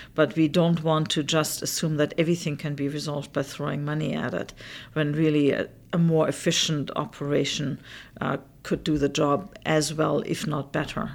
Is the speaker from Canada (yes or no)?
yes; Canada; I, as the Canadian